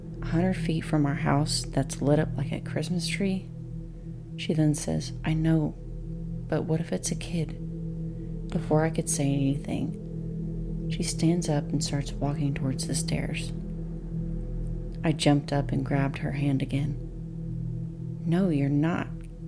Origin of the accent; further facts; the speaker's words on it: Oregon, United States; also born or lived in Las Vegas; Me growing up in Oregon, that's where I want to move.